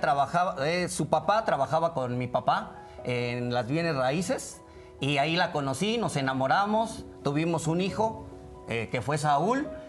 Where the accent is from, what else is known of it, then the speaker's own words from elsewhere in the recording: Veracruz, Mexico; nosotros somos de Veracruz